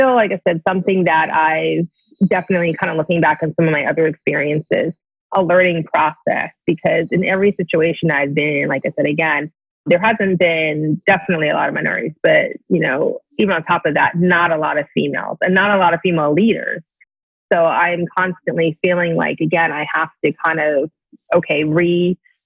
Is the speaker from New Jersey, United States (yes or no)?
yes; New Jersey, United States; moved away as an adult; I grew up in New Jersey